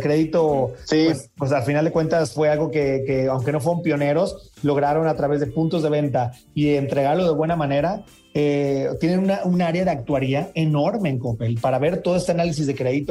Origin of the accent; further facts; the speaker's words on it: Sinaloa, Mexico; yo soy de Sinaloa